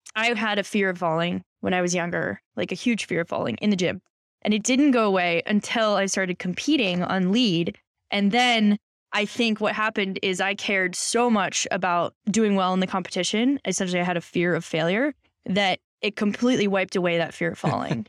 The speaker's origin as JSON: {"language": "English", "town": "Boulder", "region": "Colorado", "country": "United States", "tie": "born or raised there", "said": "I grew up in Boulder"}